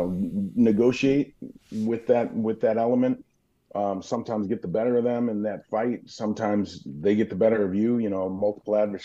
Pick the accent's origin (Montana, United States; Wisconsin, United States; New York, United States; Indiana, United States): Wisconsin, United States; Burlington; moved away; also born or lived in Milwaukee, Wisconsin / Tulsa, Oklahoma; growing up in Burlington, Wisconsin